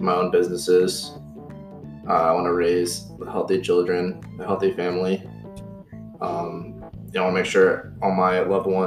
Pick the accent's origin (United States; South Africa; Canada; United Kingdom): United States; Midwest; I'm from the Midwest